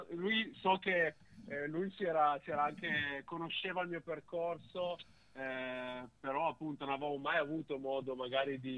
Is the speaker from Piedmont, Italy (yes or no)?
yes; Turin, Piedmont, Italy; eh, nell'ottica di un ritorno tra virgolette a casa, visto che io sono piemontese.